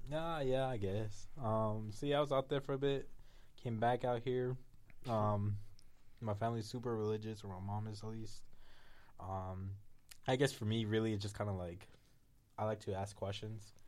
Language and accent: English; Las Vegas, Nevada, United States; I grew up here in Vegas, uh, for basically most of my life.